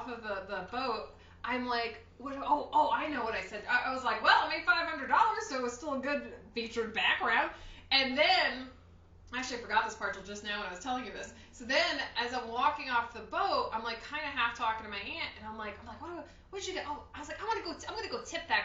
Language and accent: English; Paterson, New Jersey, United States; also born or lived in Stamford, New York; We're from Paterson, New Jersey